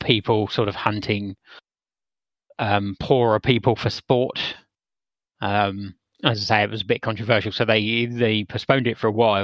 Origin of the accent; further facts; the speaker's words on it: England, United Kingdom; I'm English